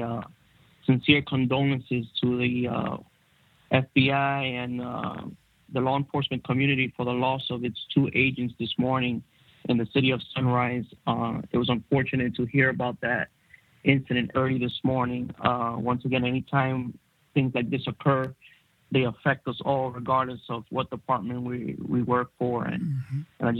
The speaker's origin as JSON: {"language": "English", "town": "New York City", "region": "New York", "country": "United States", "tie": "born or raised there", "moved": "as an adult", "lives_now": "Florida, United States", "said": "I grew up in New York City"}